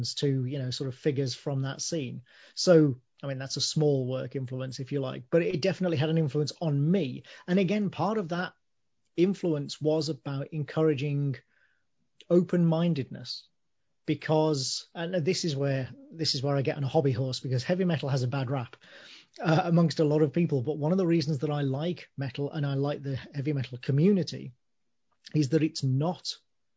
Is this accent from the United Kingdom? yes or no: yes; a small town outside Birmingham, West Midlands, United Kingdom; I was born in Birmingham, but I grew up in a small town outside Birmingham